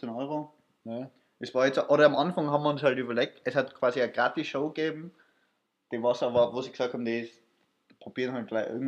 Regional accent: Austria; ich habe halt gesagt, ich bin aus Österreich

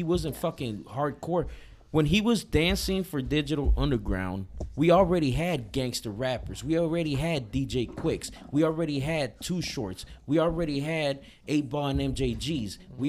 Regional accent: Los Angeles, California, United States; now in Oregon, United States; I'm from West Side LA.

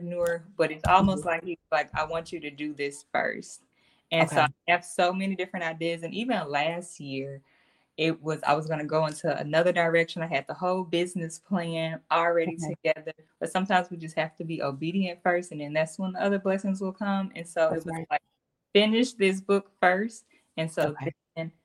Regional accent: the South, United States; also born or lived in Mississippi / Tennessee; I'm from Mississippi and Tennessee

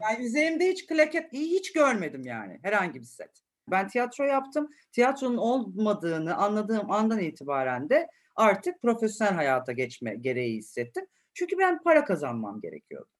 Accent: Istanbul, Turkey; çocukluğumun çoğu bölümünü de Acıbadem'de geçirdim.

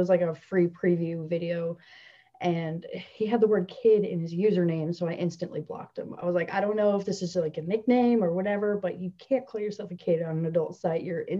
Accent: New Jersey, United States; I'm from Central Jersey

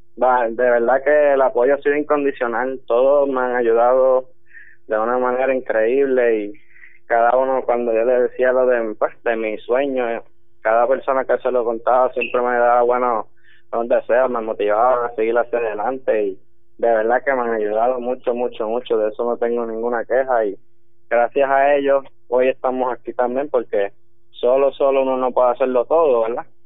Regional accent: Puerto Rico; moved away as an adult; soy boricua

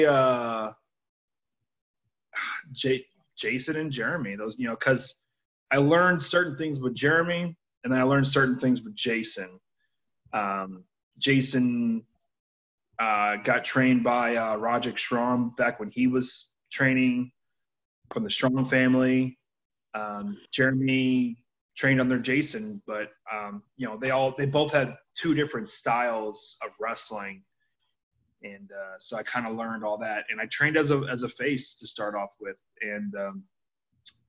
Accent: Philadelphia, Pennsylvania, United States; I'm originally from Philadelphia

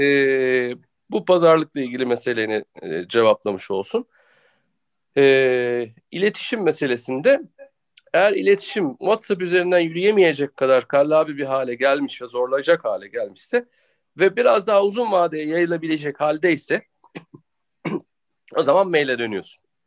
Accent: Turkey; Ben de Türk'üm

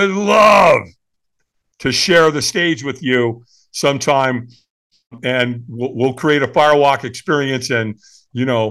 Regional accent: Southern California, United States; I grew up in Southern California

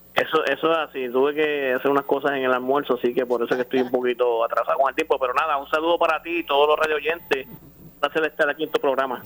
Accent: Puerto Rico; Como puertorriqueños

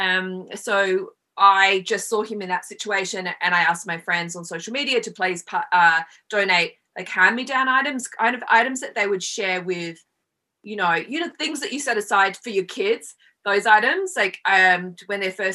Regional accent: Australia; moved away as an adult; now in Los Angeles, United States; I'm Australian and I've been here about 20 years

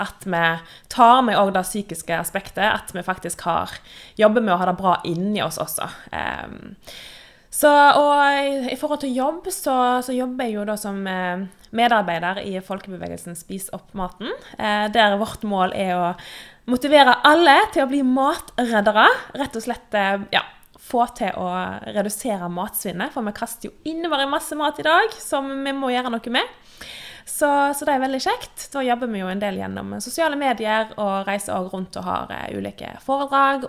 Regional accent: Western Norway, Norway; moved away as an adult; now in Oslo, Norway; Jeg er jo en vestlending, vestlending som bor på Østlandet

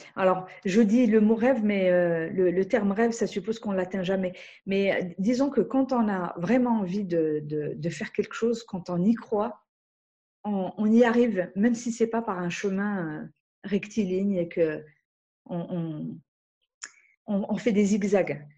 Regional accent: Algeria; moved away; je viens d'Algérie

